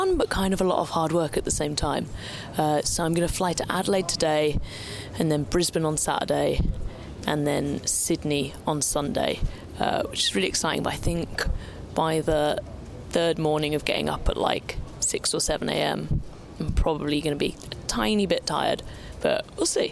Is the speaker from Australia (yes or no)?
no; United Kingdom; As a Brit